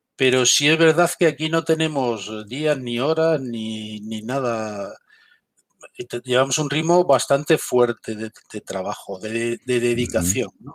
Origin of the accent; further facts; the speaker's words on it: Galicia, Spain; now in Madrid, Spain; soy gallego de nacimiento